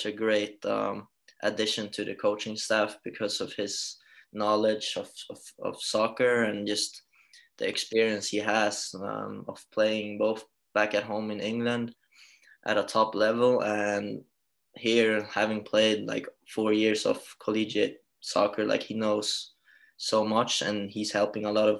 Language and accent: English; Halmstad, Halland County, Sweden; moved away as an adult; now in Rockville Centre, United States; I was born and raised in Halmstad, moved away when I was 19 overseas